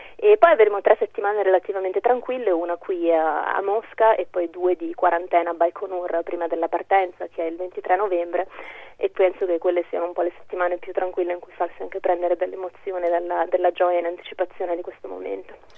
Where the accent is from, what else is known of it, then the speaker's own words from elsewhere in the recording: Trentino-Alto Adige, Italy; io sono cresciuta in Trentino